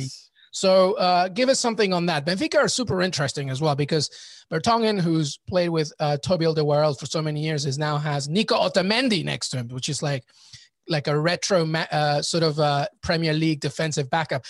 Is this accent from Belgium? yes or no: no; England, United Kingdom; moved away; I grew up in England